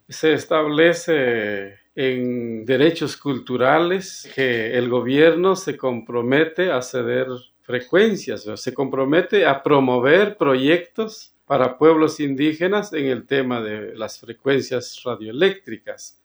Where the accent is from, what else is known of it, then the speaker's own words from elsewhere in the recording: Sumpango, Sacatepéquez, Guatemala; Soy originario de Guatemala, específicamente en Zacatepeques